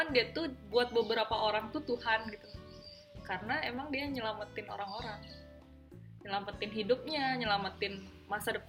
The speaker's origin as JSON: {"language": "Indonesian", "town": "Sumbawa", "region": "West Nusa Tenggara", "country": "Indonesia", "said": "kan kita juga dari Sumbawa"}